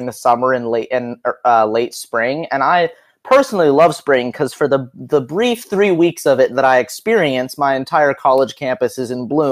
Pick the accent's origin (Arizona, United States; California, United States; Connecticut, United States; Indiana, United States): California, United States; Hermosa Beach; I am originally from Hermosa Beach in California, which is like a subsection of Los Angeles